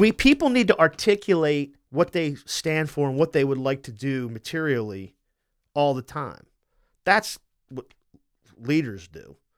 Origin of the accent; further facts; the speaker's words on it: Wilmington, Delaware, United States; my family's from Philadelphia, I'm from Wilmington